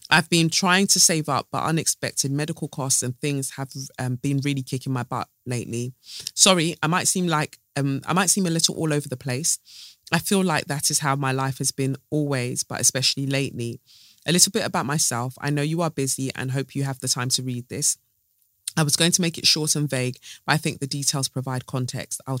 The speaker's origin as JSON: {"language": "English", "town": "London", "region": "Ontario", "country": "Canada", "said": "I'm from London, Ontario, Canada. Um, my parents are from Eritrea."}